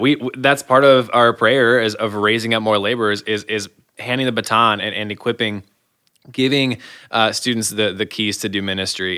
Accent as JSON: {"language": "English", "region": "Michigan", "country": "United States", "tie": "born or raised there", "moved": "as an adult", "lives_now": "Iowa, United States", "said": "born and raised in Michigan"}